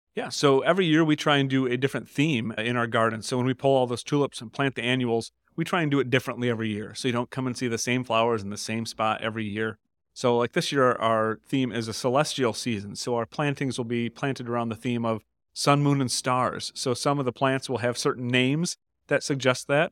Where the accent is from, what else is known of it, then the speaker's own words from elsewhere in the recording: Grand Rapids, Michigan, United States; also born or lived in Jenison, Michigan; I'm a native boy here from West Michigan. I grew up here in Grand Rapids and Jenison, just down the road in Ottawa County